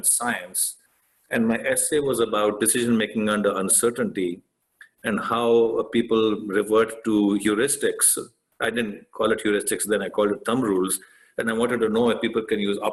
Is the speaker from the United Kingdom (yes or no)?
no; India; moved away; I grew up in India